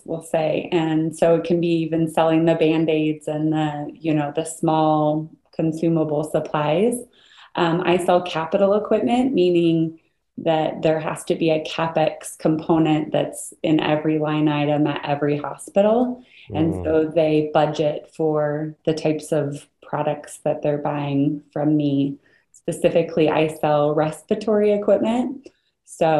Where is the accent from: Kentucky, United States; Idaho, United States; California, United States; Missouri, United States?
Idaho, United States; moved away as an adult; I was born and raised in Idaho, and that's where I live now, just outside of Boise